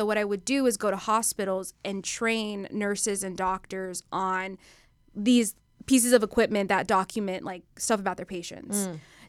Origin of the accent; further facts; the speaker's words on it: Dallas, Texas, United States; Tex-Mex, enchiladas, you know, Texas girl queso.